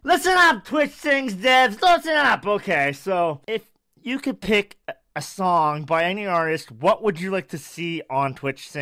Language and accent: English; Canada; I'm Canada